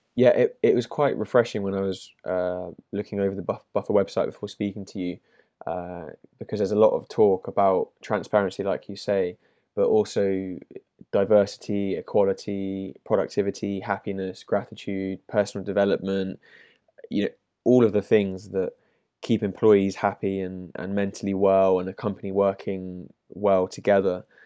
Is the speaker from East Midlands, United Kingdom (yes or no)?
no; London, United Kingdom; I'm from London myself